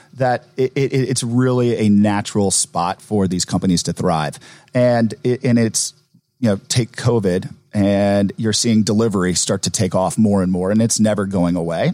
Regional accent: Atlanta, Georgia, United States; growing up in Atlanta is this is uh, my home

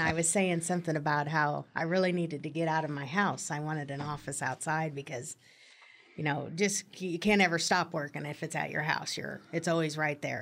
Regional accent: Manhattan, Kansas, United States; moved away as an adult; I grew up in Manhattan

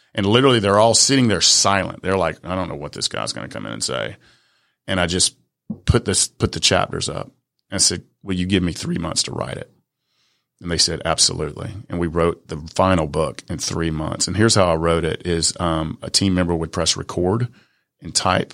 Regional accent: Atlanta, Georgia, United States; English is a second language; I'm from the South Side of Atlanta, man. English is like my third language.

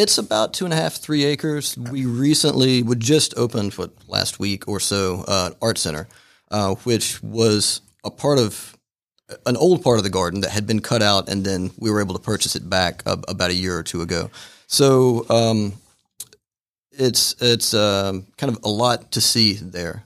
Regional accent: Fairmount, Georgia, United States; I grew up in Fairmount, so not that far away.

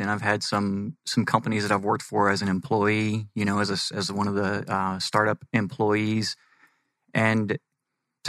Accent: Texas, United States; moved away as an adult; now in Arizona, United States; Born and raised in Texas, and then the day that I hit 18, took off traveling the United States

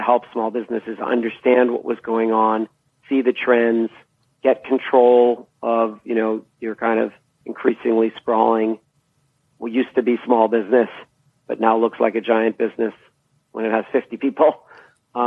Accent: Boston, Massachusetts, United States; moved away as an adult; also born or lived in East Coast of the U.S.; now in California, United States; I grew up, you know, where some of the more, origin companies of the computer revolution were, Digital Equipment Corporation, companies like that, that were in the Boston area

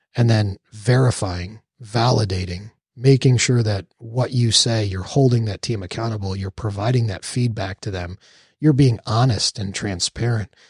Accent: Texas, United States; also born or lived in New York; growing up in New York and moving at a young age to Texas

